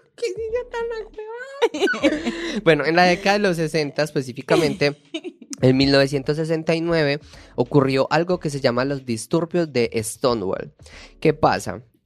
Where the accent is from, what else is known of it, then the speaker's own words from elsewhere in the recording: Paisa, Antioquia, Colombia; accent: paisa; moved away; soy paisa, déjeme hablar paisa.